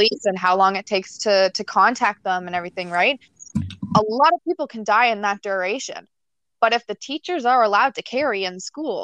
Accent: Nova Scotia, Canada; now in Ontario, Canada; I live in Ontario, and I grew up in Nova Scotia, and a lot of people in Nova Scotia didn't lock their doors

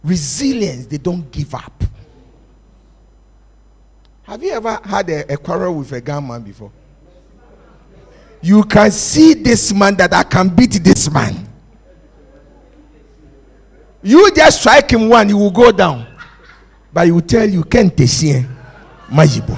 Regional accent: Accra, Greater Accra, Ghana; I come from Bukom

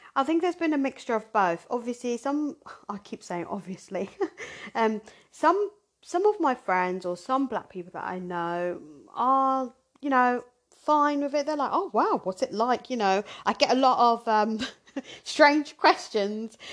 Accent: Surrey / Hampshire, South East England, United Kingdom; born or raised there; also born or lived in Zimbabwe

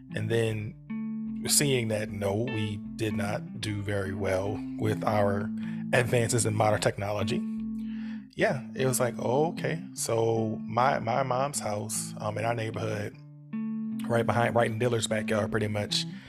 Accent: New Orleans, Louisiana, United States; we grew up in New Orleans.

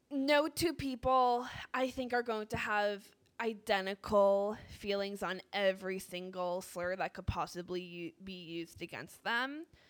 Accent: Northeast, United States; I am from the Northeast

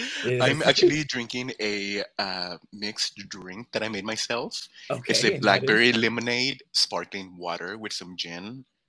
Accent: San Antonio, Texas, United States; also born or lived in Sabinas, Coahuila, Mexico; I was born in Mexico, but I've been living in San Antonio pretty much my whole life.

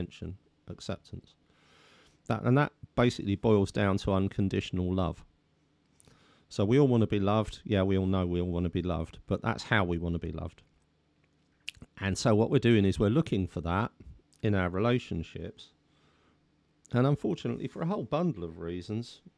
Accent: London, United Kingdom; accent: Cockney; I was brought up basically as a Cockney, that's still in me

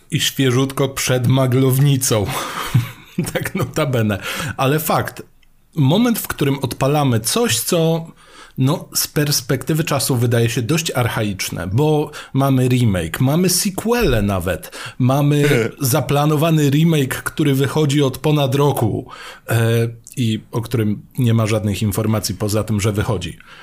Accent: Mielec, Subcarpathian Voivodeship, Poland; kiedy ja byłem młodszy i szedłem do biblioteki u siebie w Mielcu

